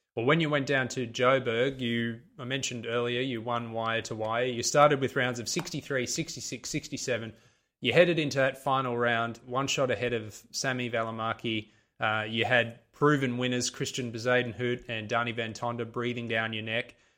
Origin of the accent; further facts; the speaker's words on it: Sydney, New South Wales, Australia; I'm from Sydney in Australia